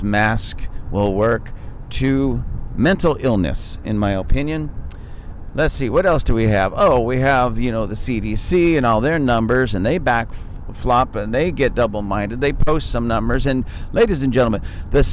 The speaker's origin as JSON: {"language": "English", "country": "United States", "said": "I'm an American"}